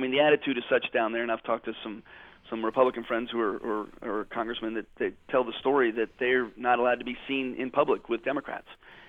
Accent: Germany; born there; I grew up as an Army brat. I was born in Germany to the son of a career Army officer.

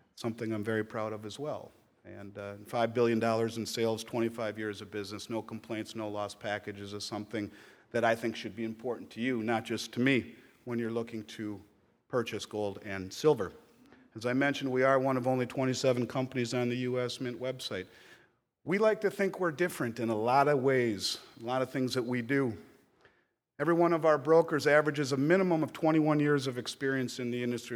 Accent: Minnesota, United States; my home state of Minnesota

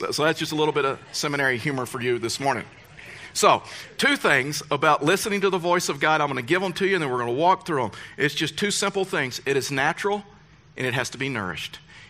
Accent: Deep South, United States; Fact is, I come, and I know you know this, but I come from the Deep South. And you will never understand the culture of the Deep South.

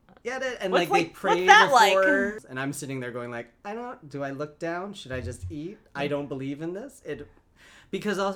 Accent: Canada; now in United States; I'm Canadian

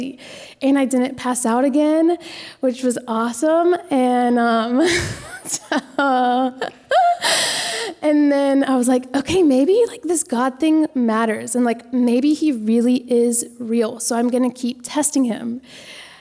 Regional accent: Lexington, South Carolina, United States; I grew up in Lexington

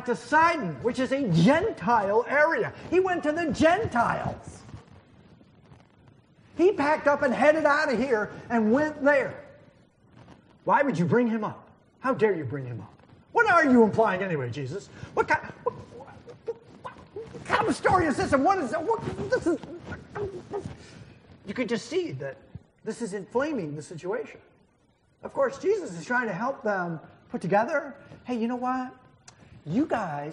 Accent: New Hampshire, United States; I grew up in New Hampshire

